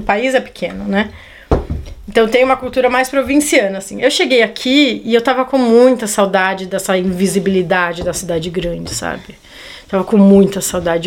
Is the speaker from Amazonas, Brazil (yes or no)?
no; São Paulo, Brazil; moved away as an adult; also born or lived in Portugal; eu sou de São Paulo